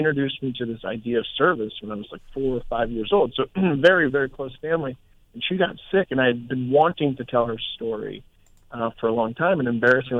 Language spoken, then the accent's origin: English; Gaithersburg, Maryland, United States; I grew up in Quince Orchard.